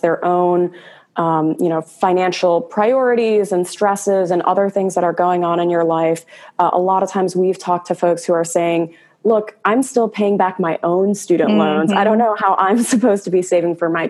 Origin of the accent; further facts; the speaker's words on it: Chicago suburbs, Illinois, United States; moved away as an adult; now in California, United States; I'm originally from the Chicago suburbs, moved out to California